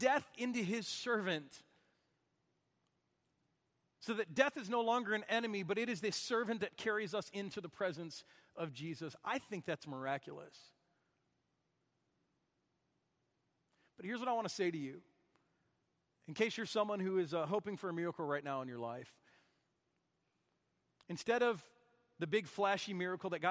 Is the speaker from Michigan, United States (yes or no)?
yes; Michigan, United States; moved away; someone I grew up with back in Michigan